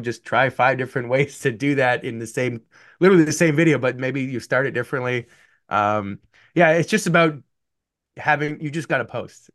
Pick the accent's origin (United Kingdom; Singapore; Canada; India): Canada; moved away as an adult; also born or lived in Buffalo, United States; I, being Canadian